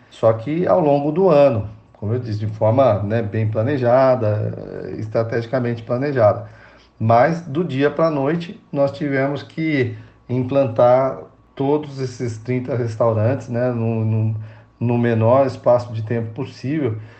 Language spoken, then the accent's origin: Portuguese; São Roque, São Paulo, Brazil; Eu sou paulistano, mas é, fui em São Paulo só para nascer, né? Porque, na verdade, minha família morava em São Roque